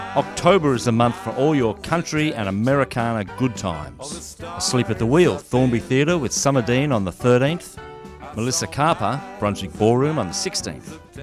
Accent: Malaysia; moved away as an adult; now in Melbourne, Australia; I'm originally from Malaysia, and I actually came all the way here to study

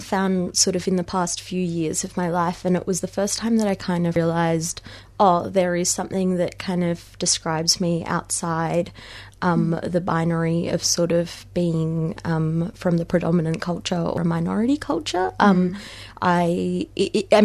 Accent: Melbourne, Victoria, Australia; also born or lived in Mumbai, India; moving over here when I was six, and having spent all of my life, the majority of my life since in Melbourne or Australia

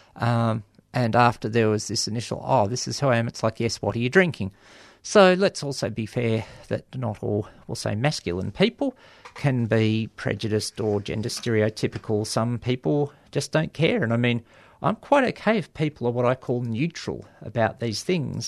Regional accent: Australia

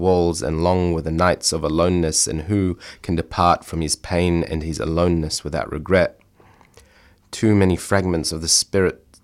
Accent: Melbourne, Victoria, Australia; I'm born and raised in Australia, but obviously my family is from a migrant background

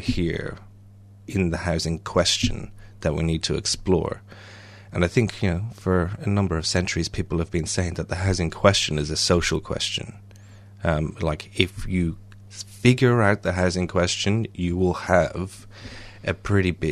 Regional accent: Ireland; I'm Irish

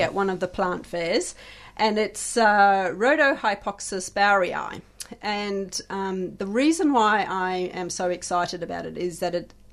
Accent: South Africa; moved away; I hail from South Africa originally

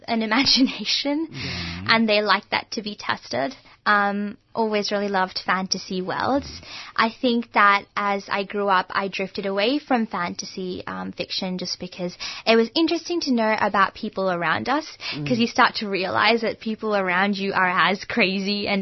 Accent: Melbourne, Victoria, Australia; accent: Australian; first language Gujarati; English is a second language; also born or lived in Gujarat, India; I've been in Melbourne my whole life.

